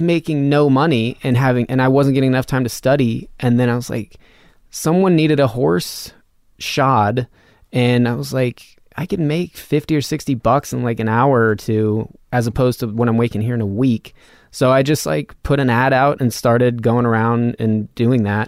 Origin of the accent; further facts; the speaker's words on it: Reno, Nevada, United States; Reno, well, like fifteen miles north of Reno, Nevada.